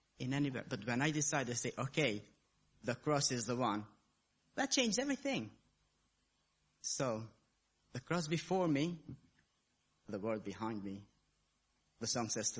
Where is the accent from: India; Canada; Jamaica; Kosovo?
Kosovo; I was born in Kosovo, in a Muslim family. And as I was growing up, a kid, I even started going to the mosque.